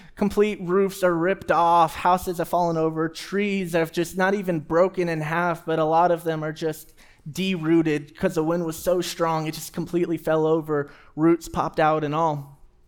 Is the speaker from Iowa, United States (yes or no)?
no; Houston, Texas, United States; moved away; I grew up in Houston, Texas, and we had a ton of trees everywhere